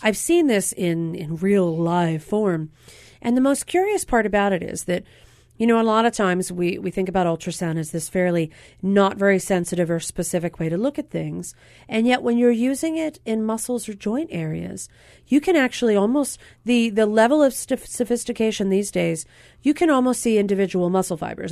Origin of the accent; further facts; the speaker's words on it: Pennsylvania, United States; now in Hawaii, United States; Pennsylvania, my home state